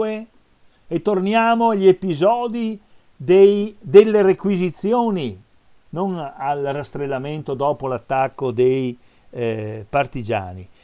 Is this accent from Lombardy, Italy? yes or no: no; San Giorgio delle Pertiche, Veneto, Italy; vicino anche al mio paese, a Cadone, a San Giorgio delle Pertiche